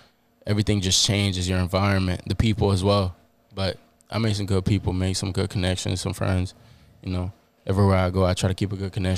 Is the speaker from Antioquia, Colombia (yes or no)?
yes; Medellín, Antioquia, Colombia; moved away; also born or lived in Maryland / Washington State / Panama; But I'm originally from Medellin, Colombia. I was born and raised there.